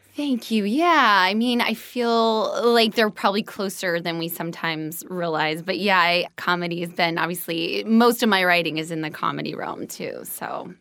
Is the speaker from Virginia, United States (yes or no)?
no; Des Moines, Iowa, United States; moved away as an adult; also born or lived in Evanston, Illinois; now in Los Angeles, United States; I'm from Des Moines, Iowa